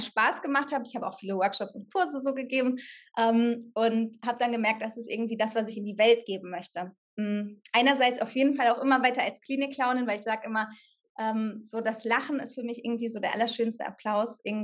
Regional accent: Sauerland, North Rhine-Westphalia, Germany; moved away as an adult; also born or lived in Cologne; ich komme aus dem Sauerland, von einem Dorf, da hatten wir noch nicht mal eine Theater-AG an der Schule

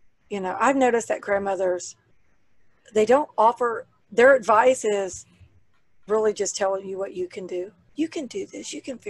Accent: the South, United States; I'm from the South

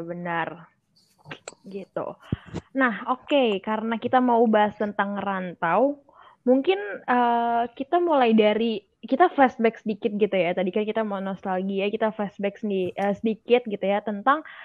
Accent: Bekasi, West Java, Indonesia; moved away as an adult; also born or lived in Jatinangor; gue dari Bekasi

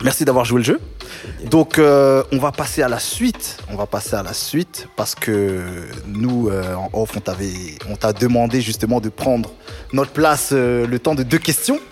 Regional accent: Paris, Île-de-France, France; je suis parisien.

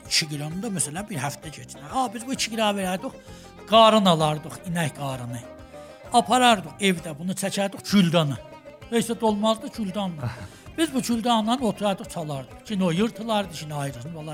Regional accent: Tabriz, East Azerbaijan, Iran; mən Təbriz uşağıyam. Salimin 337-də, Sahib Xiyabanında anadan olmuşam. Orda böyümüşəm və bir xanəvadə ki, təqribən məzhəbi idilər.

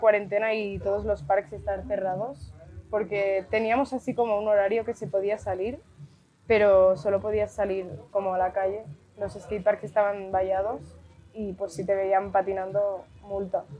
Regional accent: Barcelona, Catalonia, Spain; tengo 19 años, soy de Barcelona

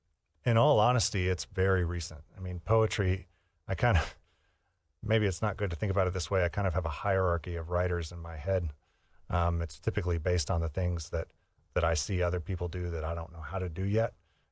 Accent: Midwest, United States; I was inspired by... growing up in the Midwest, by the experience I had in the Midwest, in particular the winter.

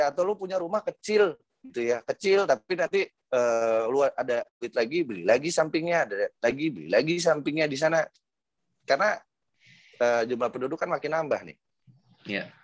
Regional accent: Jakarta, Indonesia; kebetulan gue dari kecil tinggal di Pondok Indah dulu bokap uh, nyokap gue tinggal di sini

